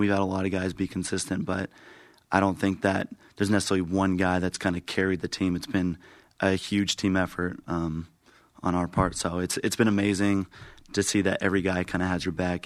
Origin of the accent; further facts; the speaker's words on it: Mesa, Arizona, United States; also born or lived in Santiago, Chile; I'm from Mesa, Arizona, and I play outfield